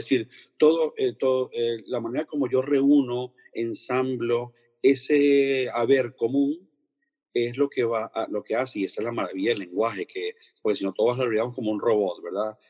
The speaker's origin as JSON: {"language": "Spanish", "country": "Venezuela", "moved": "yes", "lives_now": "Spain"}